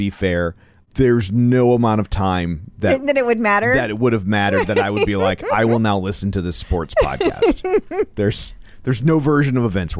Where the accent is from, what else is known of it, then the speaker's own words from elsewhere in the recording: St. Louis, Missouri, United States; We're from St. Louis.